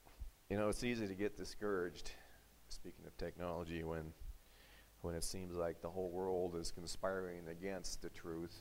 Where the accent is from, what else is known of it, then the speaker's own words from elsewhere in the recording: United States; an American who grew up with the right, along with everyone else in this country, to speak freely